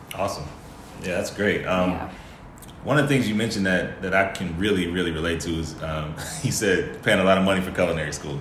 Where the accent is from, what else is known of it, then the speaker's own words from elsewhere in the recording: Chicago, Illinois, United States; we kind of have similar backgrounds, you know, growing up in Chicago